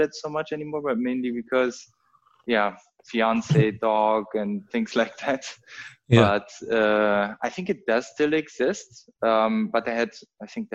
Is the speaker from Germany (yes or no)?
yes; North Rhine-Westphalia, Germany; English is a second language; now in Berlin, Germany; I'm born and raised in Germany, actually very close to the Dutch border, in North Rhine-Westphalia, very small town.